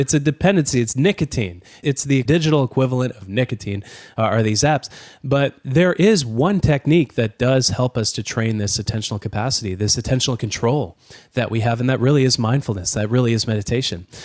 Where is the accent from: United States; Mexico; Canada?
Canada; as a Canadian